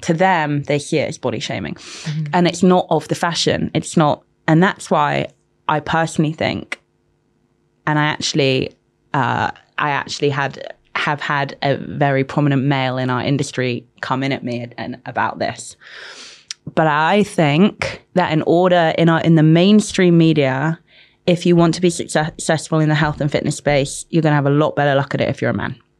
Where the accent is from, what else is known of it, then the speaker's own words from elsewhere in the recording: London, United Kingdom; also born or lived in Manchester; Grew up in London.